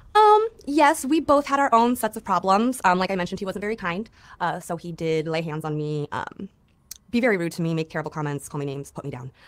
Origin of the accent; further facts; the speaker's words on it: Griffith, Indiana, United States; In Northwest Indiana, a very small town called Griffith, two miles by two miles